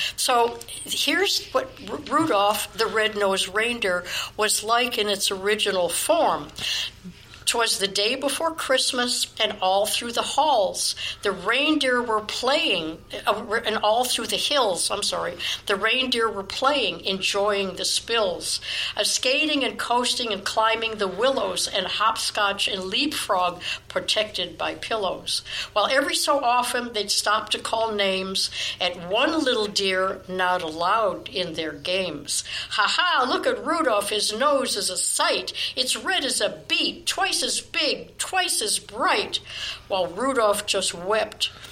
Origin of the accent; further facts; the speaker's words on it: Chicago, Illinois, United States; I was born in Chicago